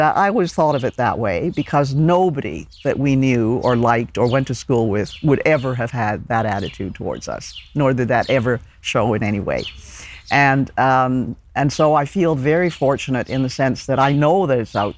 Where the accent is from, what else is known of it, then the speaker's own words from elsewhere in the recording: Ottawa, Ontario, Canada; also born or lived in Hong Kong; I grew up in Ottawa